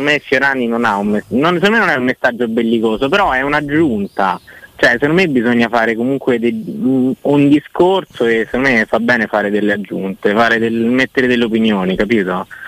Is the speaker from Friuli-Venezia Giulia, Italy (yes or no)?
no; Rome, Lazio, Italy; io sono di Roma